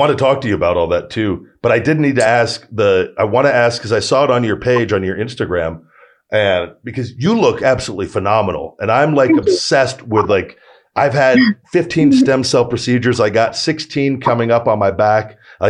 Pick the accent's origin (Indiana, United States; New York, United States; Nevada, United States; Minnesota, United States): Nevada, United States; Las Vegas; I was born and raised here in Vegas